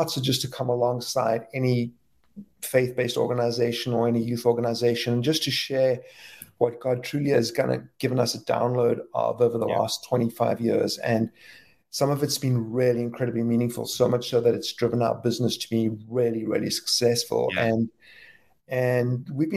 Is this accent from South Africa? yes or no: yes; South Africa; moved away as an adult; now in Philadelphia, United States; we're originally from South Africa, but lived in Philadelphia and love Philadelphia for the last almost 25 years.